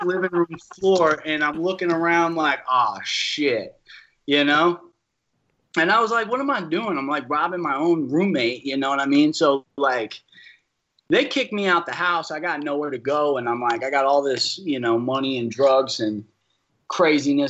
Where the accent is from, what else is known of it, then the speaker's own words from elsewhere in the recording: New Orleans, Louisiana, United States; moved away; we're from New Orleans. We're relocating.